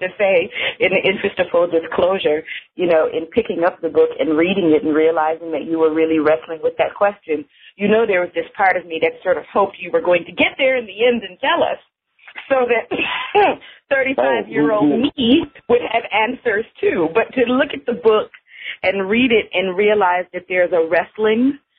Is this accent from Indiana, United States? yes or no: no; Buffalo, New York, United States; I spent all of my growing up in Buffalo and went to the University of Buffalo.